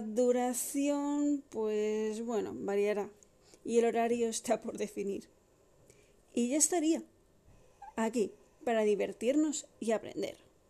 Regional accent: Madrid, Community of Madrid, Spain; Soy de Madrid, nacida y criada

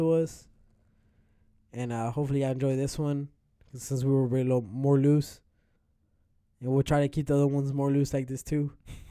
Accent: Paraguay; We're from Paraguay, bro.

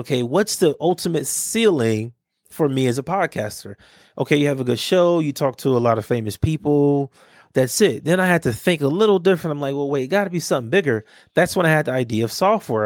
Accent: Los Angeles, California, United States; growing up in Watts

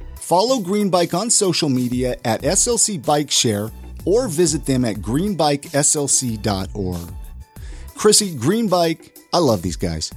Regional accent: California, United States; moved away; I grew up in California and then here

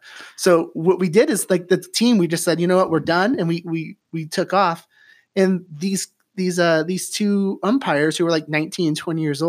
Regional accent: Oregon, United States; I knew I grew up in Columbia County. So we talked about St. Helens earlier. Mm-hmm. Graduated from Rainier High School.

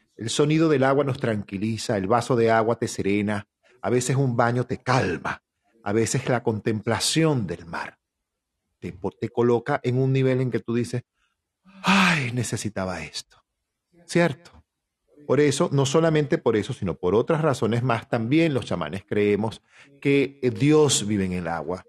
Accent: Venezuela; nosotros como venezolanos que somos

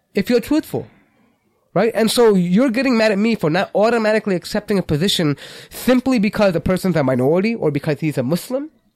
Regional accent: United States; we're American citizens

